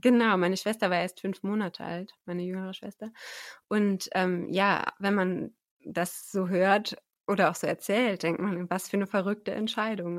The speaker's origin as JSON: {"language": "German", "area": "Oberbergisches Land", "region": "North Rhine-Westphalia", "country": "Germany", "tie": "born or raised there", "also_born_or_lived": "Tanzania / Münsterland", "moved": "yes", "said": "ich bin ähm, aufgewachsen, die meiste Zeit meines Lebens im Oberbergischen Land, westlich von Köln und Bonn ist"}